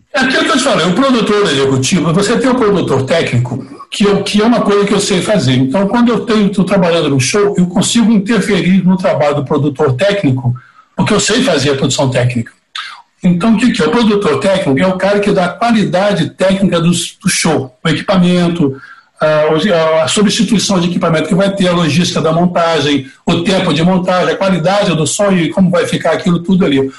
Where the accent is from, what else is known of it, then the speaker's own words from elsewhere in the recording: Divinópolis, Minas Gerais, Brazil; eu sou de Divinópolis, no interior de Minas